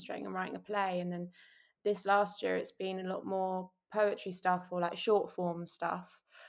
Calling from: London, United Kingdom; I'm joining you from Shepherd's Bush in London.

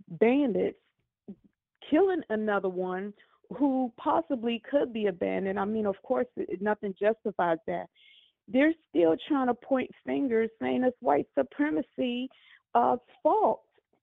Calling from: Maryland, United States; I'm calling from Maryland.

